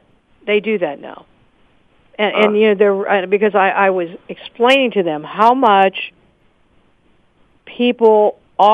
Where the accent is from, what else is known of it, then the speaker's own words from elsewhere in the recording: Pittsburgh, Pennsylvania, United States; my hometown of Pittsburgh, Pennsylvania